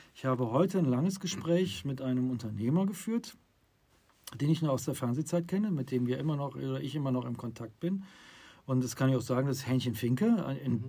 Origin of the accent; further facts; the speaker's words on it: Düsseldorf, North Rhine-Westphalia, Germany; Wir kommen aus dem Rheinland Düsseldorf